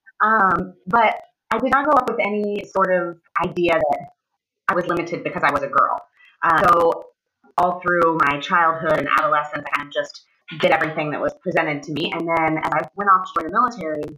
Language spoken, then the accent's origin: English; Ohio, United States; moved away as an adult; I am originally from Ohio. I grew up in a relatively small town, and I lived there until I joined the military when I was 18